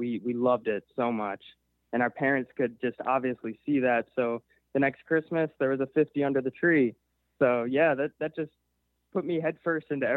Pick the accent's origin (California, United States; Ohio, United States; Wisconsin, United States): Wisconsin, United States; Milwaukee; I was born right here in Milwaukee, Wisconsin